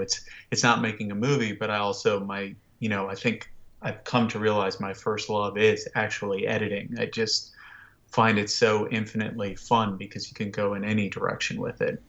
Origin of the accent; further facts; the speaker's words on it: Washington, District of Columbia, United States; I grew up in Washington, D C, and I grew up in the nineties